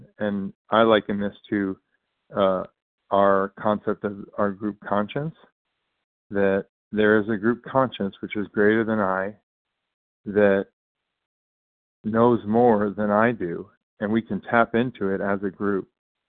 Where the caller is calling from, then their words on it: California, United States; recovering compulsive eater from California, bright and early.